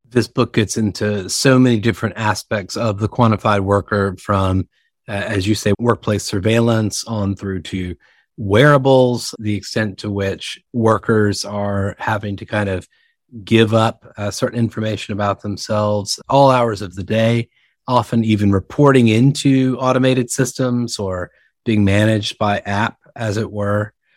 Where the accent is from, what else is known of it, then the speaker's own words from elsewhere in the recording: the South, Southern United States, United States; accent: Southern; now in New York, United States; I'm speaking to you, of course, from New York, despite my Southern accent